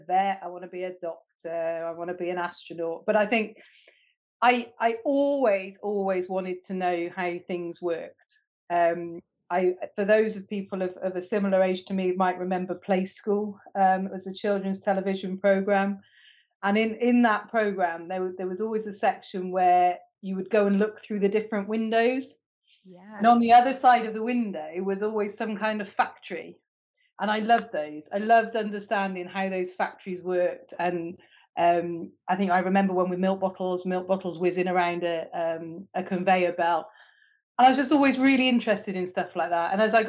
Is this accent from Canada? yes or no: no; Bristol, South West England, United Kingdom; moved away as an adult; also born or lived in Swansea; I'm from Bristol originally